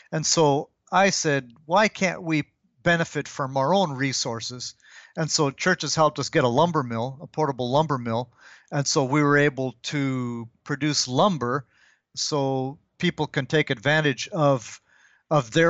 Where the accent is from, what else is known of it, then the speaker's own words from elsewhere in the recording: DR Congo; My parents were missionaries. So I arrived in Congo when I was uh, one years old. Hmm. This was before the country had gotten its independence, back when it was still Belgian Congo.